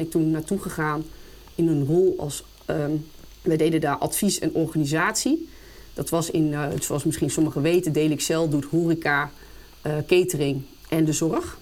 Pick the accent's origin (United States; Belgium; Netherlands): Netherlands; Apeldoorn, Gelderland; ben geboren en getogen in Apeldoorn